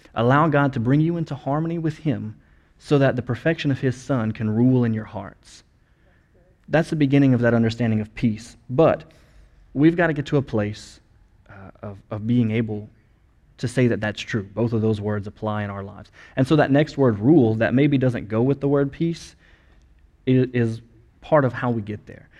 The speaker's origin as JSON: {"language": "English", "country": "United States", "first_language": "English", "said": "us as as Americans and as English speakers"}